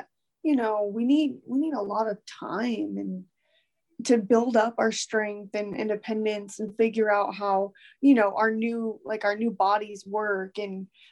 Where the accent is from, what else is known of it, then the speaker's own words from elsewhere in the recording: Santa Maria, California, United States; is near my hometown